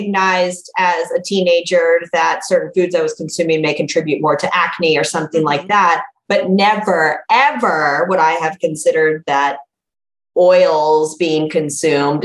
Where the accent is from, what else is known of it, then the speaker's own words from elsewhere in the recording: South Florida, United States; now in Texas, United States; growing up in South Florida